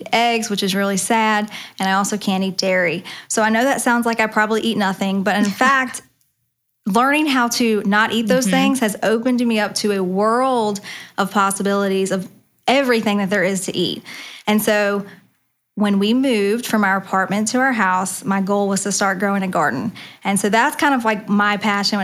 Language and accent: English; the South, United States; I'm from the South